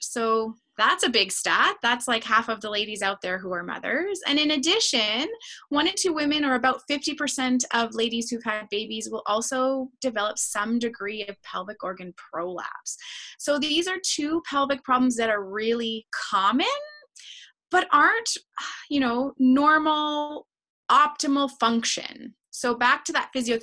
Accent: Canada; I'm a Canadian

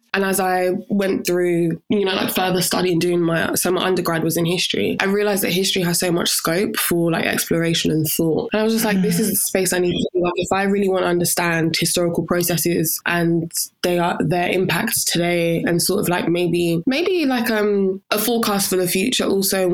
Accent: Freetown, Western Area, Sierra Leone; I was born in Sierra Leone on January the 12th, 1999, in Freetown

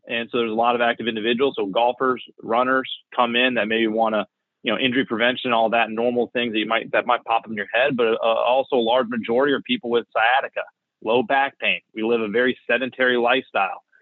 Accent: Florida, United States; I'm actually born and raised in Florida.

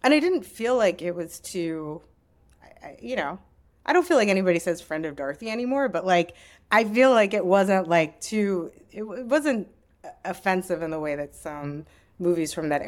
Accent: Bethlehem, Pennsylvania, United States; now in New York, United States; So I grew up in Bethlehem, Pennsylvania, famous for Bethlehem Steel.

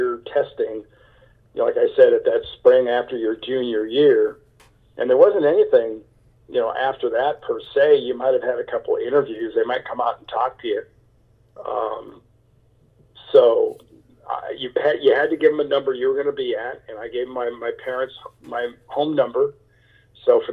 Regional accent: Southern California, United States; also born or lived in New York; although I was born in New York, I had lived my entire life in Southern California

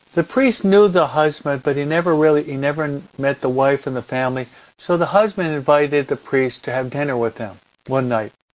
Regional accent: United States; moved away as an adult; also born or lived in New Jersey / Philadelphia / Rome; When I was brought up and raised in New York and New Jersey in the in the 60s, the early 70s

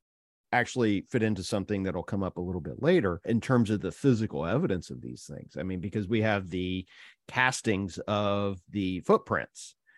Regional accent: Ohio, United States; Yeah, well, I grew up in, I rarely admit this, but I grew up in Ohio and we had Bigfoot sightings.

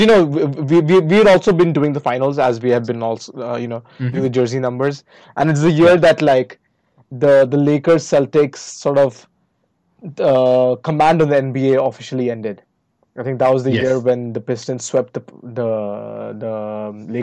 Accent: Varanasi, Uttar Pradesh, India; my hometown in Varanasi

